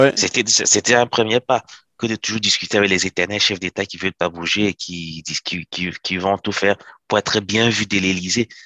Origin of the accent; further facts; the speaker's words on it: Cameroon; en tant que Camerounais